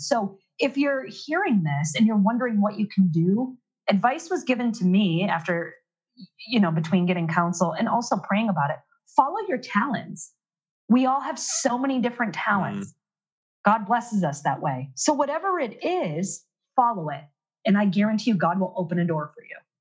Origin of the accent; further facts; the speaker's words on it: Maine, United States; I'm from Maine